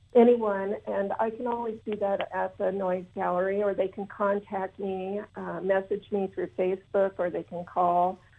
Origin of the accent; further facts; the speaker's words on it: Southwest Iowa, United States; I am from Southwest Iowa, live uh, on an acreage just outside a little town called Essex.